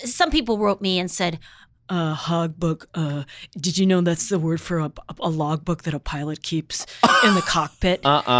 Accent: Minnesota, United States; I was born here. I grew up in Minnesota, but my dad was in the Navy

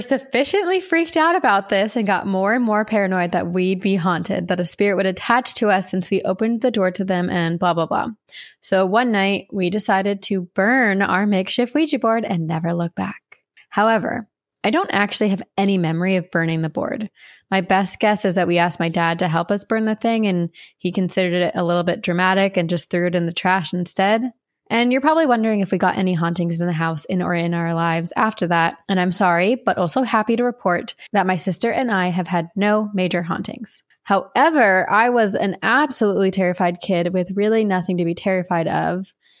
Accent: Lakeland, Florida, United States; My hometown, Lakeland, Florida, is known for huge sinkholes that have swallowed up whole lakes.

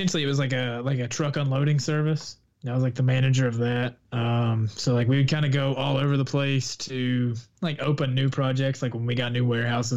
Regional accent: Southwest Virginia, United States; moved away as an adult; also born or lived in Phoenix, Arizona / Salisbury, North Carolina; now in Florida, United States; I grew up in a small little town in Southwest Virginia, in the Appalachian Mountains

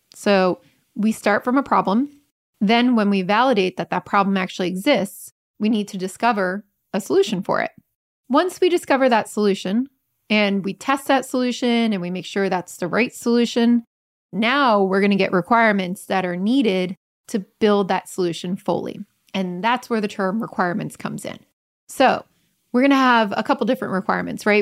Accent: Germany; now in Hamburg, Germany; I'm A from Germany and B from a usability engineering background

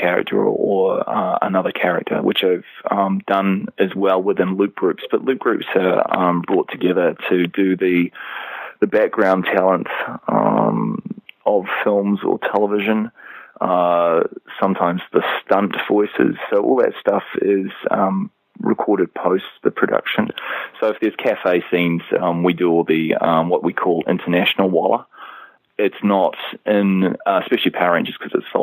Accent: New Zealand; down here in New Zealand

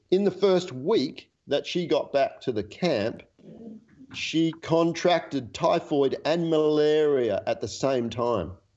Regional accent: Australia; australians with our love of the olympics

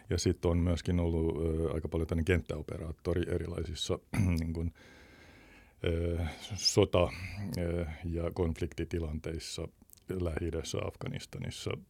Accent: Thailand; first language Thai; Vietin äh, nuoruuteni kaakkoisasia Taimaassa ja tuota, tai on mun toinen äidinkieli itse asiassa.

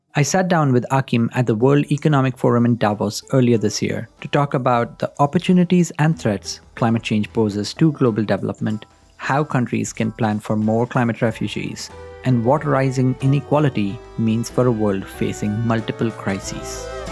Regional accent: India; moved away as an adult; I come from India. I grew up there.

